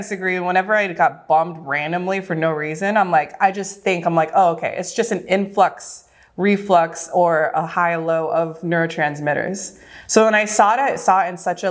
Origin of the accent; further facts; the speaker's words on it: Southern California, United States; moved away as an adult; also born or lived in Los Angeles, United States; now in Oahu, United States; I was born and raised in Southern California, lived for 10 years